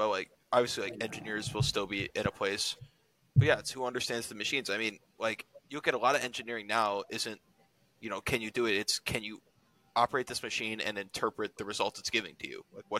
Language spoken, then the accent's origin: English; United States